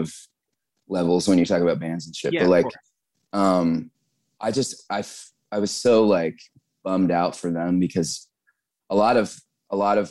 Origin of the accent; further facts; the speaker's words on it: Temecula, California, United States; so I grew up in Southern California, but it was like Temecula